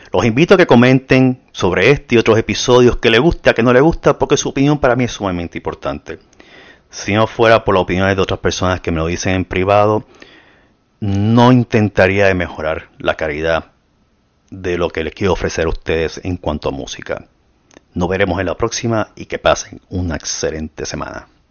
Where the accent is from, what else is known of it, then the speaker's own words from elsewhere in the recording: Puerto Rico; now in United States; yo debía haber nacido en Latinoamérica, pero por causas extranjeras me mandaron a hacer en Puerto Rico